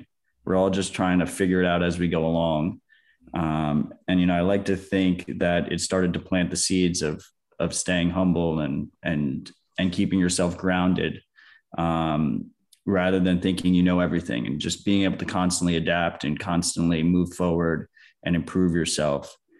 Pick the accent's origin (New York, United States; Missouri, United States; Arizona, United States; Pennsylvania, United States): New York, United States; as a New Yorker, I experienced that firsthand.